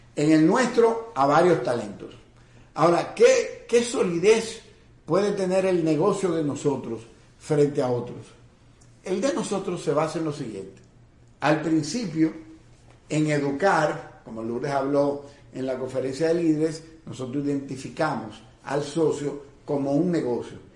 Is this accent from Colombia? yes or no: no; Dominican Republic